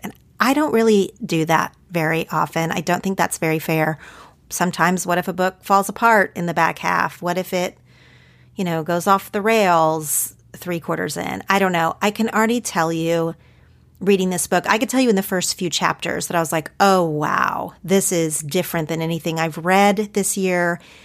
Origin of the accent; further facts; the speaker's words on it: Oklahoma, United States; growing up in Oklahoma